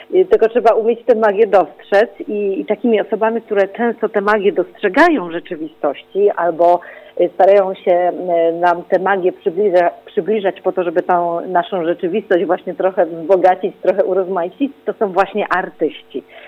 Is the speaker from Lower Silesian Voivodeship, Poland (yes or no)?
no; Poznań, Greater Poland, Poland; ja też jestem z Poznania